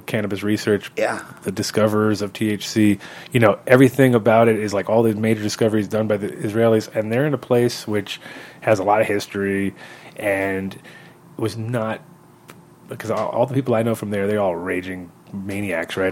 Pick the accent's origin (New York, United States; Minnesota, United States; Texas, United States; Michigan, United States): New York, United States; also born or lived in Holland; I'm a New Yorker